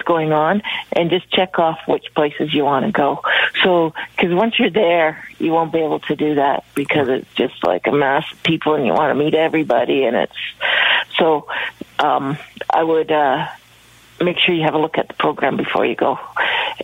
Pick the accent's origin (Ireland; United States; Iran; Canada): Canada; know I'm from Canada.